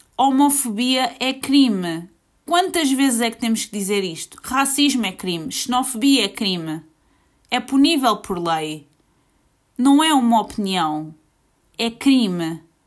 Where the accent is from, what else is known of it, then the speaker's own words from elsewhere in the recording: Portugal; eu sou portuguesa, fui nascida e criada aqui